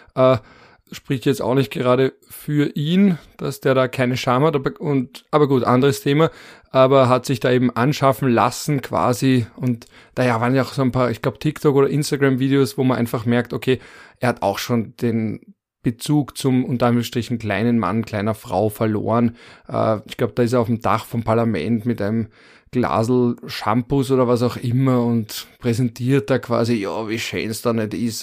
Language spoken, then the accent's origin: German; Vienna, Austria; als Wiener Bazi